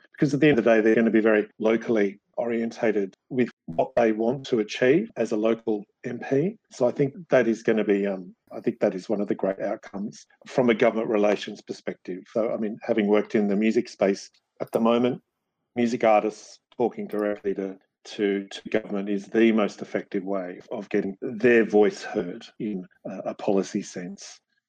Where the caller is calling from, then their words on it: Sydney, New South Wales, Australia; My house in the northern beaches of Sydney.